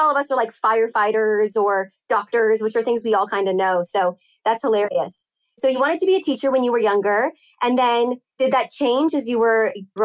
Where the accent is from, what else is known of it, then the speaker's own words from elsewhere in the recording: California, United States; I'm born and raised in California